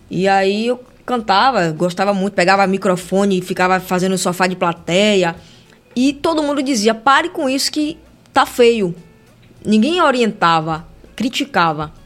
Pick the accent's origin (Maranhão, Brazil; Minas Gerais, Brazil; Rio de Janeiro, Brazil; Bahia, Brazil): Bahia, Brazil; Salvador; Eu sou de Itacaranha, subúrbio ferroviário